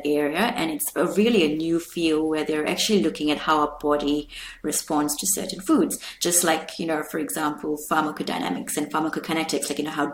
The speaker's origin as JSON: {"language": "English", "country": "India", "said": "me being Indian"}